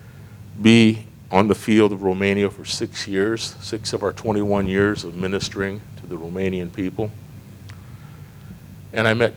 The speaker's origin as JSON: {"language": "English", "region": "Iowa", "country": "United States", "moved": "as an adult", "said": "I'm from Iowa, but I didn't live on the farm."}